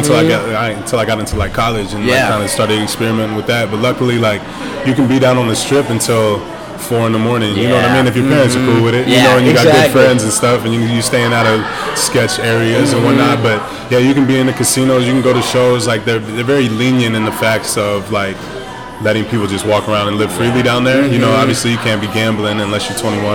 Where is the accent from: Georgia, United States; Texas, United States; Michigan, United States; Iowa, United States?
Iowa, United States; also born or lived in Las Vegas, Nevada; It's no slight to Iowa, but we're a little slow in regards to diversity and integration